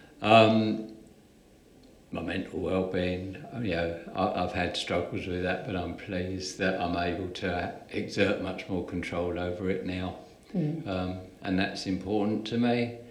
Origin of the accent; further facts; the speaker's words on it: Brighton, South East England, United Kingdom; accent: Brighton; now in Redditch, United Kingdom; I was born in Brighton. I was the eldest of three children